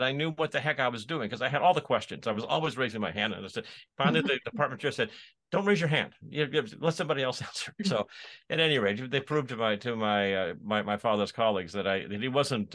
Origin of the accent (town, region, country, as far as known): Corvallis, Oregon, United States; born or raised there; moved away as an adult; now in Pennsylvania, United States